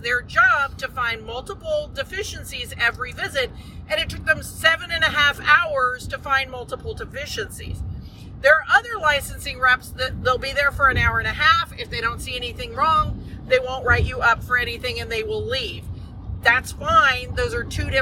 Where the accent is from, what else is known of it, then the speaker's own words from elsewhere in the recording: Texas, United States; We're from Texas